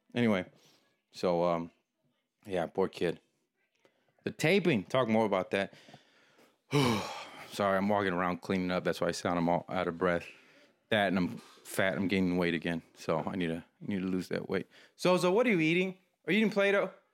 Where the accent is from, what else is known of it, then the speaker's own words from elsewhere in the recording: Texas, United States; I'm from Texas